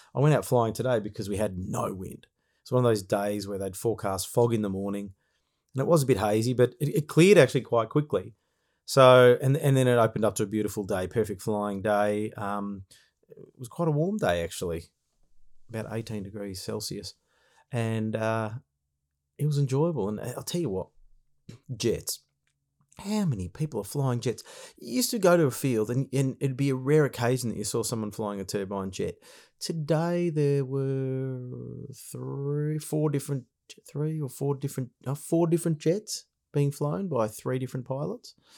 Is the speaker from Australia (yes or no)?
yes; Australia